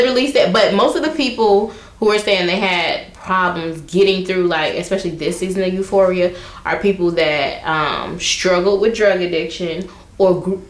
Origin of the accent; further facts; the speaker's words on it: Chicago, Illinois, United States; I'm from Chicago